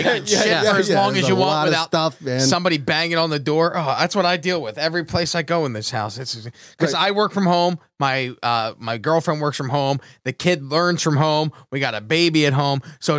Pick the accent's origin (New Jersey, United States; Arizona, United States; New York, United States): New Jersey, United States; Atlantic City; Cause I grew up in Atlantic City.